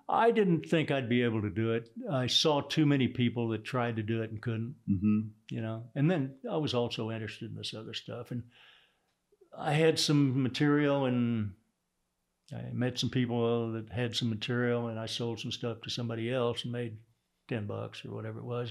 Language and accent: English; Houston, Texas, United States; accent: Texas; also born or lived in Sand Springs, Oklahoma; I grew up in Texas.